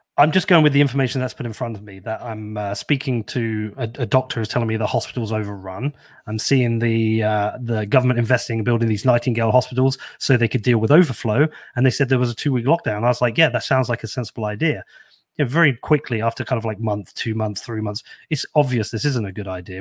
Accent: Bedford, East of England, United Kingdom; I'm very proud of this shit little town I'm from. Um, I grew up here

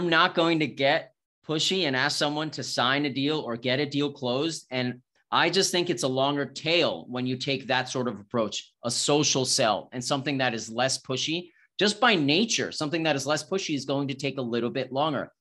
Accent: New York, United States; moved away as an adult; now in Austin, United States; I'm originally from New York. I, I live in Austin now

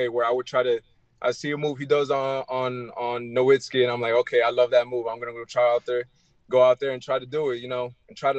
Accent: Miami, Florida, United States; also born or lived in Elizabeth, New Jersey; I was born in New Jersey, in Elizabeth, New Jersey, but I grew up in Miami

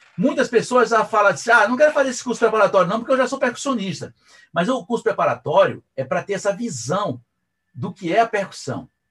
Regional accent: Brazil; porque eu sou brasileiro

